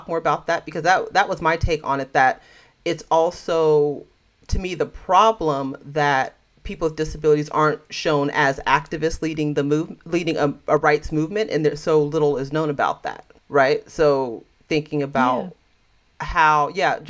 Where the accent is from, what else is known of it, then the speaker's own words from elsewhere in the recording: the Bay Area, California, United States; I'm from California, so the Bay Area